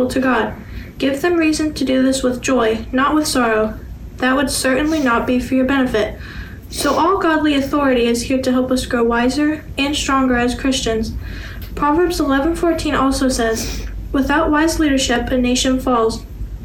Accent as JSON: {"language": "English", "town": "Orange", "region": "Texas", "country": "United States", "said": "I am 15 years old, and I'm from Orange, Texas"}